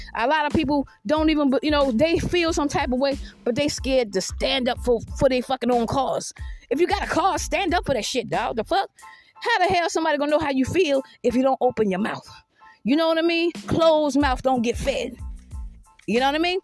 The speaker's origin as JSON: {"language": "English", "town": "Georgetown", "region": "South Carolina", "country": "United States", "also_born_or_lived": "Richland County, South Carolina / Irmo, South Carolina / Red Bank, Lexington County, South Carolina", "said": "I've never lived on the outside of South Carolina in my fucking life. I'm from Georgetown, South Carolina."}